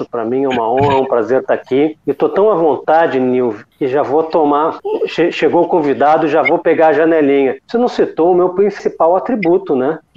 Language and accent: Portuguese; Rio de Janeiro, Brazil; accent: gaúcho; Apesar desse meu sotaque sem vergonha de gaúcho, eu sou